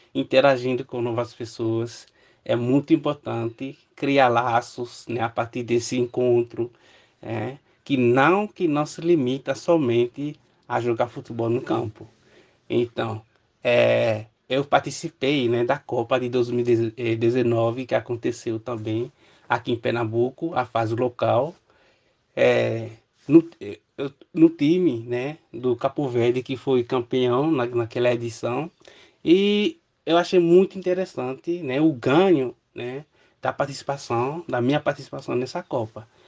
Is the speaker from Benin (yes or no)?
yes; Benin; Portuguese is a second language; moved away as an adult; now in Brazil; eu sou do Benin, país da África Ocidental